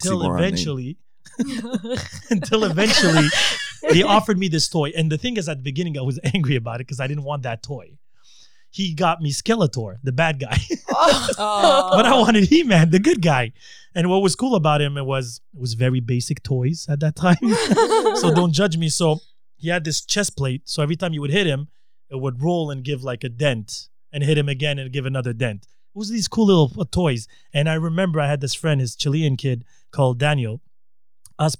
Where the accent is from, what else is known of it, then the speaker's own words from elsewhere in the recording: Algeria; moved away; when I was growing up in Algeria, right, we played a lot outside